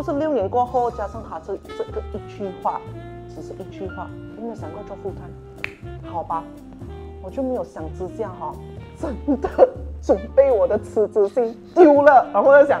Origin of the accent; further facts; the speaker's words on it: Penang, Malaysia; 因为刚好我是槟城人，他也是槟城人哈，所以我们就谈了很多事情啊